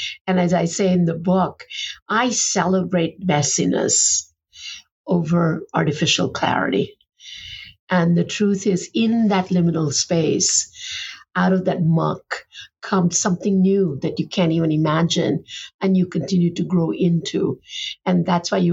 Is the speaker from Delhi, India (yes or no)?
no; Ahmedabad, Gujarat, India; moved away; also born or lived in Boston; Ahmedabad is not the prettiest place in the world